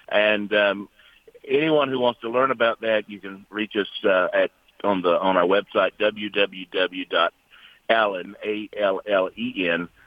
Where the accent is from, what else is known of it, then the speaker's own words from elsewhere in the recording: North Carolina, United States; I'm an American, and I cannot uh, imagine what my children are going to face